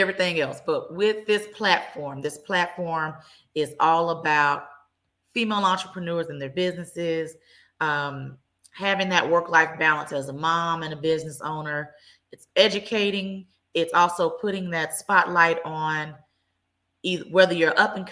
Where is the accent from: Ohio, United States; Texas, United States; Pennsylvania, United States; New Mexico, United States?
Texas, United States; Dallas; I am born and raised in Dallas.